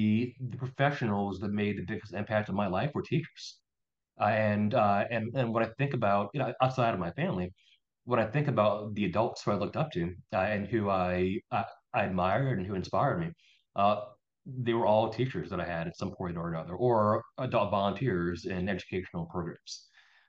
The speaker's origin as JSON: {"language": "English", "town": "Philadelphia", "region": "Pennsylvania", "country": "United States", "tie": "born or raised there", "also_born_or_lived": "New Orleans, Louisiana", "said": "I was born in New Orleans, Louisiana. Oh, okay. So culturally, a lot of my culinary tastes and personality probably was formed based in New Orleans. But I mostly grew up in Philadelphia."}